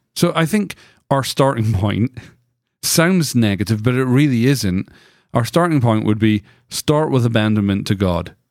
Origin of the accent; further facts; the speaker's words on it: United Kingdom; now in United States; I grew up in Britain